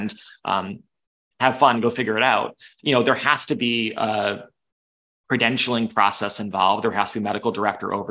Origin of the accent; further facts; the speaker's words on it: Western New York, United States; I grew up in Western New York